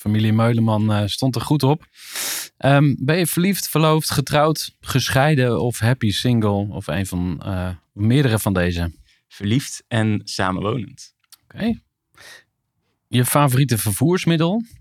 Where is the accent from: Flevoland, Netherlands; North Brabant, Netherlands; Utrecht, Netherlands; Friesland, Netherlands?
Utrecht, Netherlands; Zegveld; Ik ben geboren in, in Zegveld.